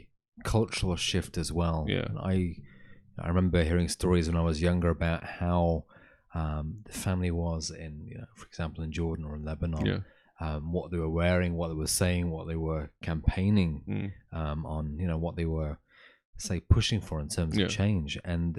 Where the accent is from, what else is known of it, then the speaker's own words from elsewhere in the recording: Manchester, North West England, United Kingdom; So computation was in Manchester, which is my hometown. That's right, where I was born and raised.